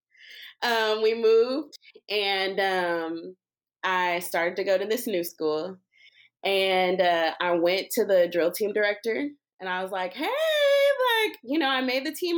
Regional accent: Jasper, Texas, United States; I'm from Jasper, Texas

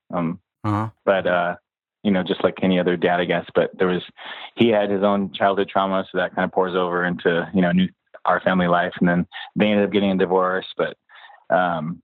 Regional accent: Escondido, California, United States; also born or lived in San Diego, California; We moved up to Escondido in North County

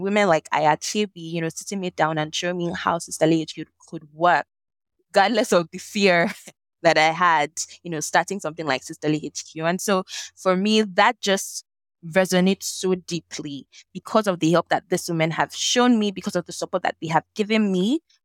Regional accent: Nigeria; accent: Nigerian; also born or lived in Lagos, Nigeria / Ibadan, Nigeria; growing up in Nigeria, Lagos, Ibadan

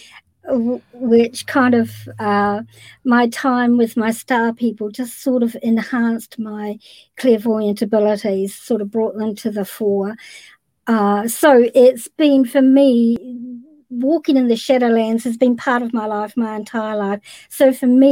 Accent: New Zealand; I'm from New Zealand.

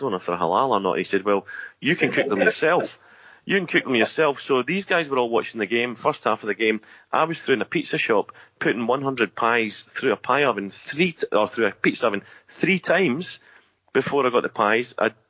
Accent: Australia; So I am Australian, as I said, so I haven't been at Huddle Down Under.

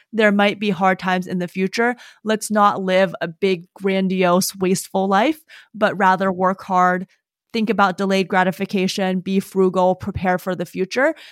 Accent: Madison, Wisconsin, United States; also born or lived in Davis, California; when I was nine, moved back to Madison, where I lived until I went to college

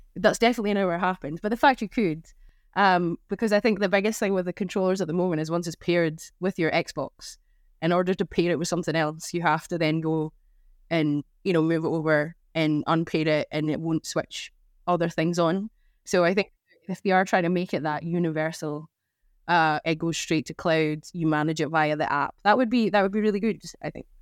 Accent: Scotland, United Kingdom; I'm Scottish

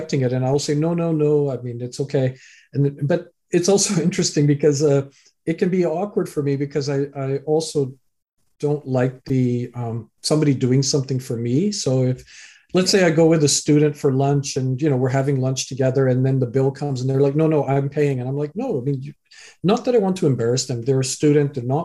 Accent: Canada; also born or lived in England; I was born in England, raised in Canada

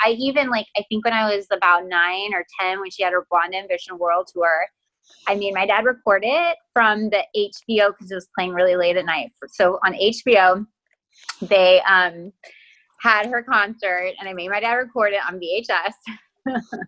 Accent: Texas, United States; accent: Texas; i'm from texas and when my family and i get on the phone my texas accent like gets cranked up

